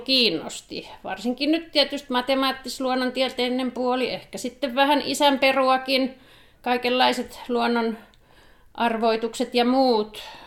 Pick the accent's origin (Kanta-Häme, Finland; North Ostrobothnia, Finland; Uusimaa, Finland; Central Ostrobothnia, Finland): Uusimaa, Finland; Helsinki; moved away as an adult; also born or lived in South Karelia; now in Savitaipale, Finland; siellä Helsingissä lapsuuteni vietin